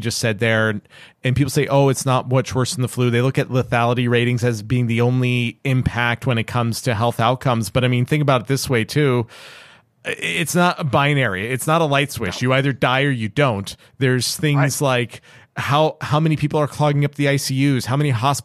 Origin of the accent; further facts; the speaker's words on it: Canada; being Canadian